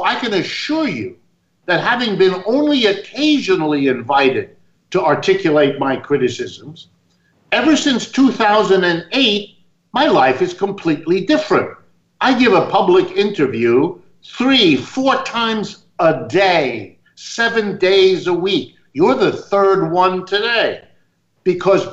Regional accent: Youngstown, Ohio, United States; I was born in the middle of the United States, my hometown where I was born, Youngstown, Ohio

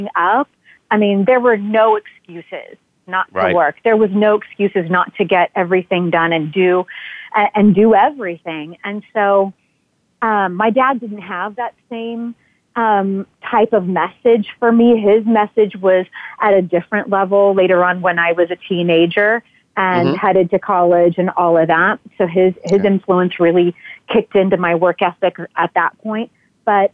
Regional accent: Southern California, United States; Growing up in Southern California

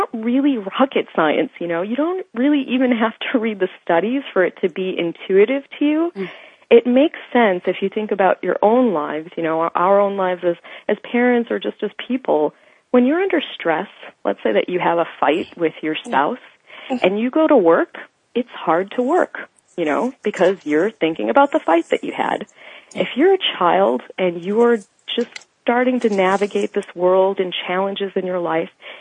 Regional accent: United States; I come from two Indian immigrant parents, and I grew up in the States

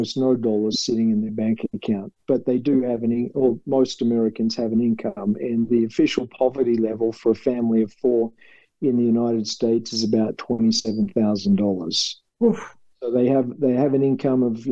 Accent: Australia; accent: Australian; moved away; with my Australian accent

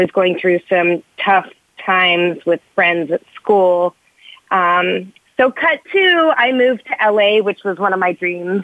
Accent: Toronto, Ontario, Canada; now in Los Angeles, United States; I'm from Canada, I was born in Toronto

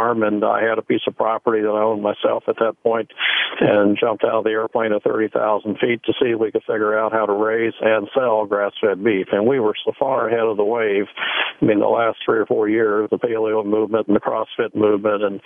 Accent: Missouri, United States; I'm from the Show Me State of Missouri

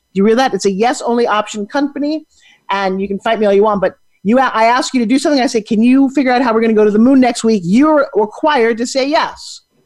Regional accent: New York City, New York, United States; now in Florida, United States; I grew up in New York City

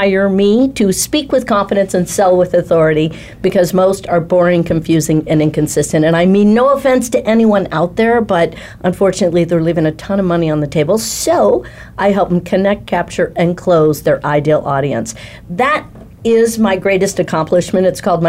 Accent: Chicago, Illinois, United States; And I'm from Chicago.

